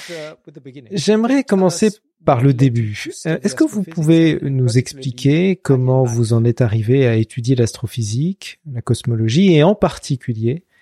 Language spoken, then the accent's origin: French; Israel; moved away as an adult; also born or lived in Princeton; j'ai grandi en Israël